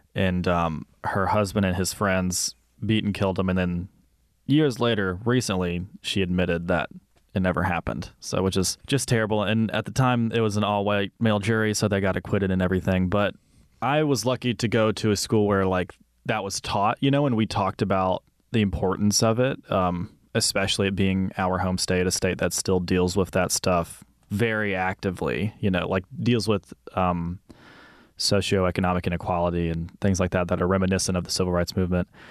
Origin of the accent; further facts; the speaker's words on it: Mississippi, United States; I grew up in Mississippi